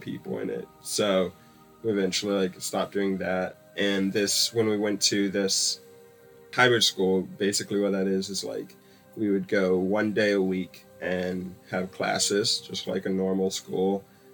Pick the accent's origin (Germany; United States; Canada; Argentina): United States; Stone Mountain, Georgia; I was born and raised in Stone Mountain, Georgia